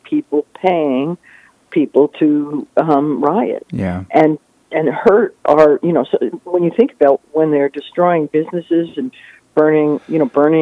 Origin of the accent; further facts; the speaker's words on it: New Jersey, United States; now in Florida, United States; I grew up in New Jersey